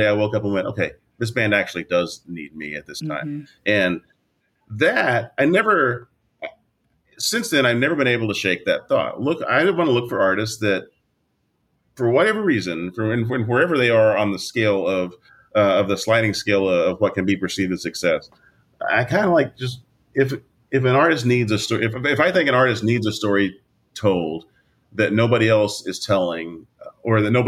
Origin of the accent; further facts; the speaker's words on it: Oklahoma, United States; I am from Oklahoma